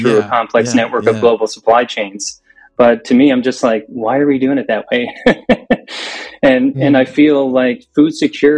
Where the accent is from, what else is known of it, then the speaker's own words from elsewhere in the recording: Newfoundland and Labrador, Canada; I'm from Newfoundland, Canada. We're the furthest easterly point in Canada, out here in the Atlantic Ocean.